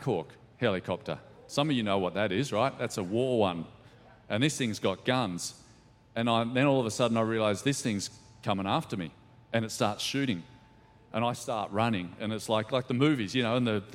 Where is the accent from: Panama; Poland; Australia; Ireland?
Australia; Ballina, New South Wales; moved away as an adult; also born or lived in Lismore / London; I grew up in Ballina, just a few hours south of here, and went to school there